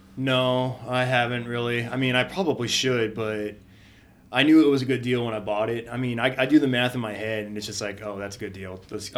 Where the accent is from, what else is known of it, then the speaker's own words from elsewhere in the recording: Redlands, California, United States; now in Spokane, United States; I grew up in a a small city, Redlands, California, down in uh, down about forty five minutes east of L.A.